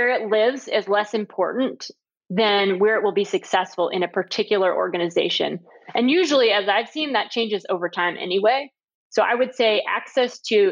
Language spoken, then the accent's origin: English; Cape Elizabeth, Maine, United States; now in Atlanta, United States; I will always call Cape Elizabeth, Maine, where I grew up. That's my hometown